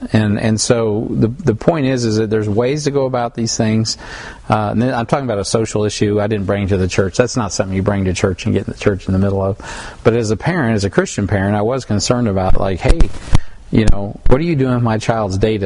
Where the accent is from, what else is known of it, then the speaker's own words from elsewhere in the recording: United States; as an American